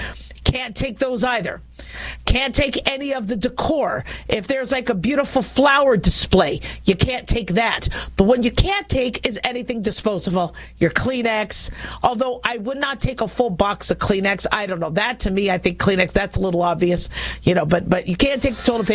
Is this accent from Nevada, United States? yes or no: yes; Las Vegas, Nevada, United States; I'm from Las Vegas